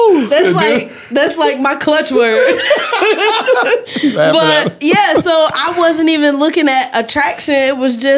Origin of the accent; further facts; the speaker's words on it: Ohio, United States; I grew up with in Ohio